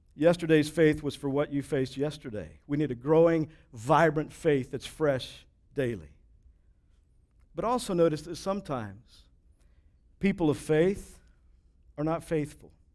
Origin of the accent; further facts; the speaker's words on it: Texas, United States; I grew up in Texas